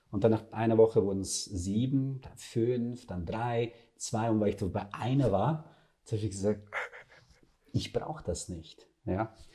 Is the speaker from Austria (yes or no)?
no; Serbia; Ich komme aus dem Balkan, ja. aus Serbien, also wir sind Fleischfresser, ja.